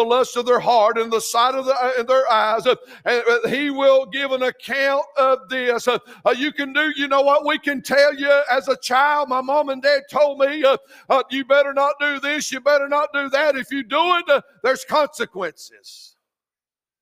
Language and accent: English; United States; we as American